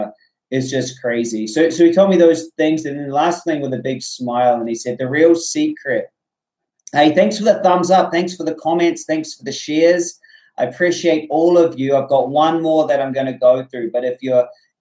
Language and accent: English; New Zealand; I'm from New Zealand